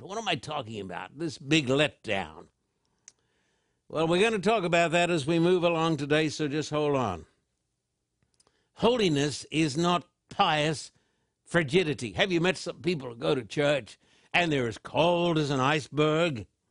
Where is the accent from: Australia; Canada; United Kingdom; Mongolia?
Australia; I was brought up in Australia